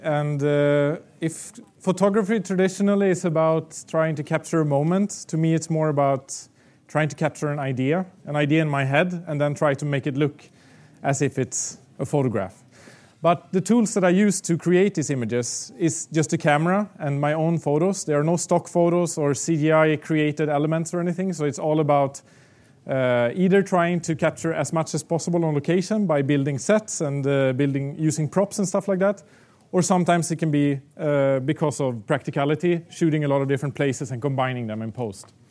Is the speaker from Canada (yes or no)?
no; Sweden; moved away as an adult; now in Prague, Czech Republic; now I live in Prague and Czech Republic, I come back to Sweden to the areas where I grew up